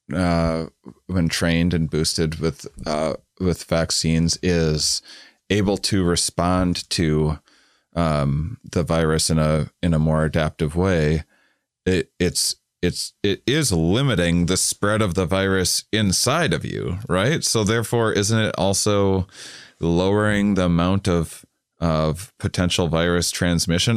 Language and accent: English; United States; as an American